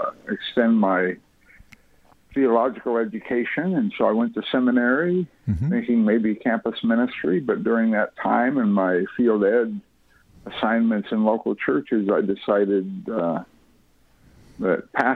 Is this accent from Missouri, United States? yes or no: yes; Ironton / Fredericktown / Columbia, Missouri, United States; moved away as an adult; also born or lived in southern Wisconsin; I was born in Ironton.